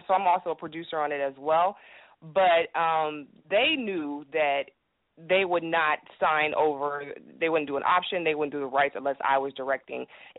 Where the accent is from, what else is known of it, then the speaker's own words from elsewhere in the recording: Cleveland, Ohio, United States; now in Atlanta, United States; I'm from Euclid East. I mean, like, for real, Cleveland